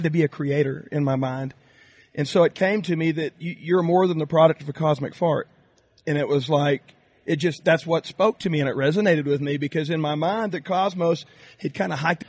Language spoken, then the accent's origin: English; Graham, Texas, United States; I'm from Graham, Texas, a little town just northwest of Dallas-Fort Worth